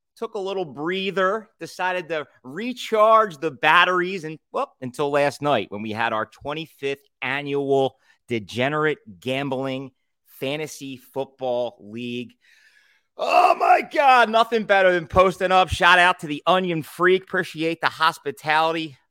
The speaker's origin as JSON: {"language": "English", "town": "Philadelphia", "region": "Pennsylvania", "country": "United States", "said": "I'm from Philadelphia"}